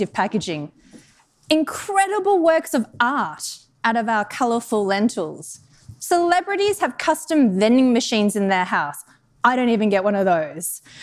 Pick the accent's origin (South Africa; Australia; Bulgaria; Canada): Australia; moved away as an adult; also born or lived in Denmark / Netherlands / United Kingdom; now in Chicago, United States; I'm actually from Australia originally